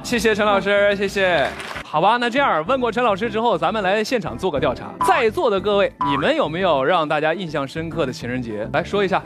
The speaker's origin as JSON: {"language": "Chinese", "country": "China", "said": "最浪漫的是我们中国人，因为我们中国人可以把任何节日都过得像情人节一样热闹。"}